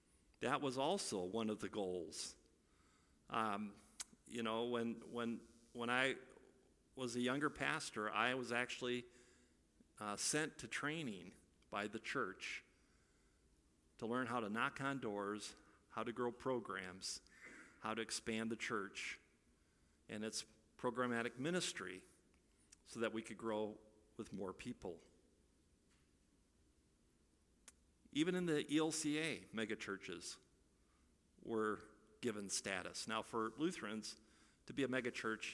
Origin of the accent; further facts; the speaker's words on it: Iowa, United States; moved away; I'm from Iowa